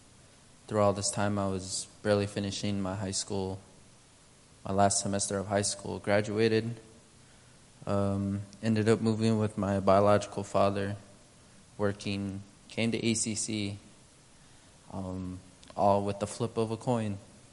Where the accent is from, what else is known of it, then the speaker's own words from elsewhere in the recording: Navajo Nation, United States; first language Navajo; now in Alaska, United States; I can be a Navajo person following Christ.